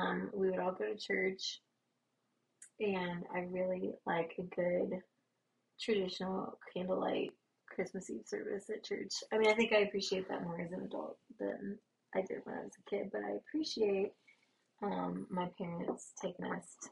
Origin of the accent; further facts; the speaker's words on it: the South, United States; We're from the South